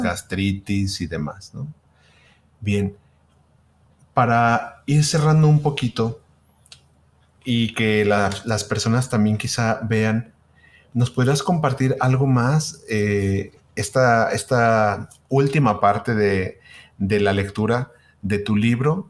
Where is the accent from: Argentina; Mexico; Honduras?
Mexico; Guadalajara, Jalisco; somos de Guadalajara